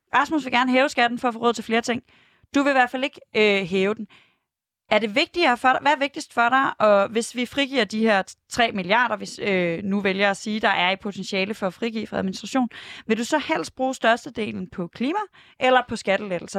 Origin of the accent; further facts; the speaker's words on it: Aarhus, Central Denmark Region, Denmark; Jeg kommer fra Aarhus